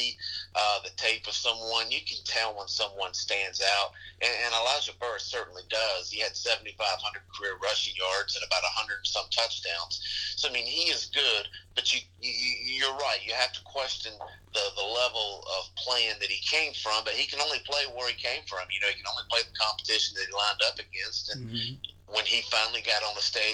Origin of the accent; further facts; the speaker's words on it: North Carolina, United States; growing up in North Carolina